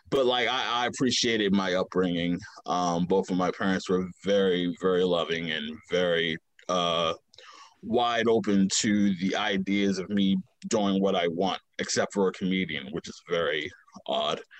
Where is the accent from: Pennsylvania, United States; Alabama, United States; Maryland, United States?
Maryland, United States; Baltimore; Um, I am from the west side of Baltimore, Maryland. Uh, kind of hop from neighborhood to neighborhood. Uh, everything kind of started in Walbrook Junction, uh, 3300 Windsor uh, Road, Windsor Ave to be exact.